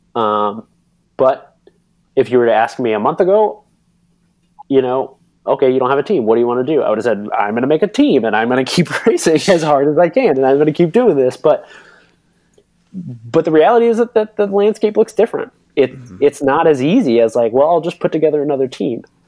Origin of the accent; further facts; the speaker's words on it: Northwest Florida, United States; moved away; also born or lived in Belgium; I'm from Northwest Florida